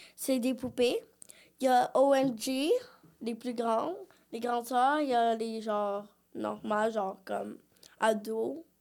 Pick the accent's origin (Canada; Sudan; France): Canada; Quebec; born or raised there; also born or lived in Brazil